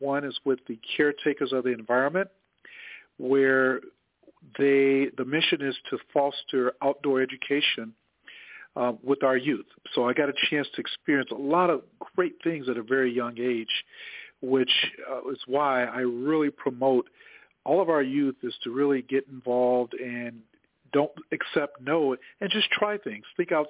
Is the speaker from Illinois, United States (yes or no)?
yes; Chicago, Illinois, United States; I grew up there on the south side of Chicago in the Auburn Gresham neighborhood. I come from a very large family. I'm one of 12 siblings